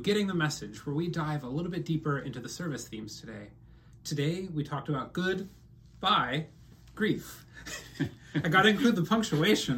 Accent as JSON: {"language": "English", "region": "Midwest", "country": "United States", "also_born_or_lived": "Vietnam", "moved": "yes", "said": "I'm a Midwesterner"}